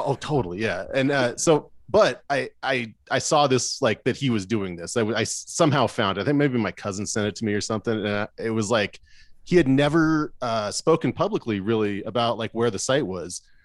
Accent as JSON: {"language": "English", "region": "Arizona", "country": "United States", "tie": "born or raised there", "said": "I grew up in Arizona"}